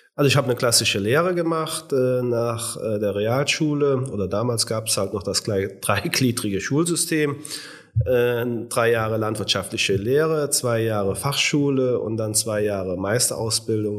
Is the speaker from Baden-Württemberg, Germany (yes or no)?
no; Lissendorf, Rhineland-Palatinate, Germany; Mein Heimatort ist Lissendorf, der natürlich auch der schönste Ort in ganz Deutschland ist